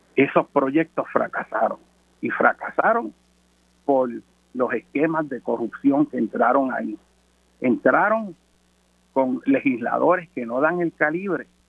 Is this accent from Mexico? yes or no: no; Puerto Rico; como puertorriqueño